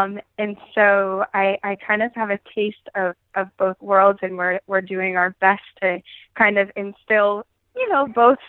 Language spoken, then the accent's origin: English; Pittsburgh, Pennsylvania, United States; I am from Pittsburgh, Pennsylvania.